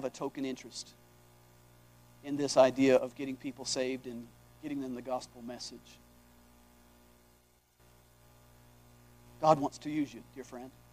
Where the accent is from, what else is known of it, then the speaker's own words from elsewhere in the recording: Hawaii, United States; moved away as an adult; also born or lived in Aomori, Japan; I grew up in Hawaii, and my grandpa lived in New York.